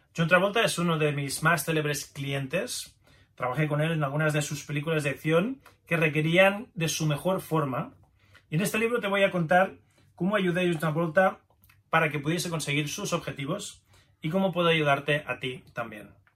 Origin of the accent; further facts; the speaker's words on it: Pamplona, Navarre, Spain; soy autor de varios libros de medicina china, kung fu, nací en Pamplona, España, en 1970